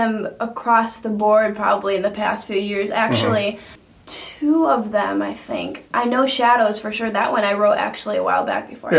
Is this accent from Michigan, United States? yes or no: yes; Grand Rapids, Michigan, United States; moved away as an adult; now in South Bend, United States; No, I am from Grand Rapids, Michigan.